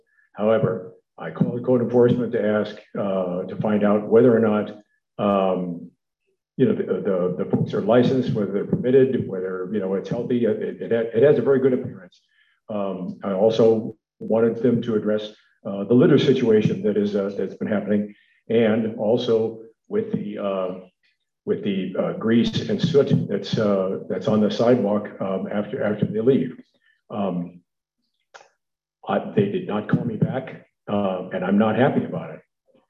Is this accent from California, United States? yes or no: yes; San Lorenzo, California, United States; from San Lorenzo. I'm here to complain about something.